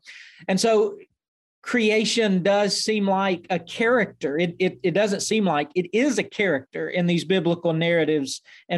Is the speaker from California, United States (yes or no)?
no; Eastern Arkansas, United States; I grew up in Eastern Arkansas. My parents are farmers. My grandparents were farmers.